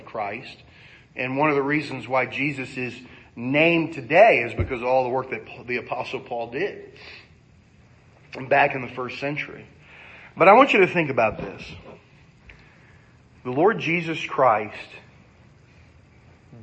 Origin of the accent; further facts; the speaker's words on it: United States; I'm an American